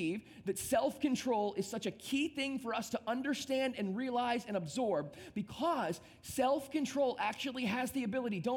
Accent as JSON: {"language": "English", "town": "Temperance", "region": "Michigan", "country": "United States", "tie": "born or raised there", "moved": "yes", "lives_now": "South Florida, United States", "said": "I grew up in a small town in the state of Michigan"}